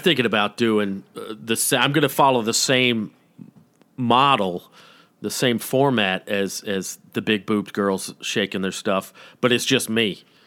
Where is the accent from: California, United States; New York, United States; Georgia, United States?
Georgia, United States; Atlanta; I'm from Georgia